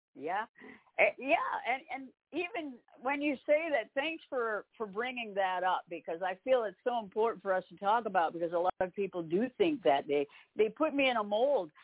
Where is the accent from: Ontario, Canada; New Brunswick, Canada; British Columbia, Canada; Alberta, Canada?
New Brunswick, Canada; Campbellton; moved away as an adult; now in Nashville, United States; in Campbellton, New Brunswick, in Canada